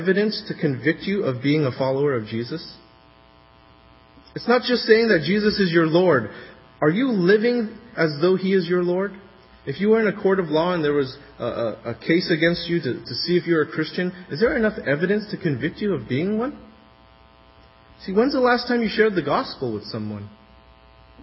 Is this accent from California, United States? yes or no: yes; California, United States; As a Californian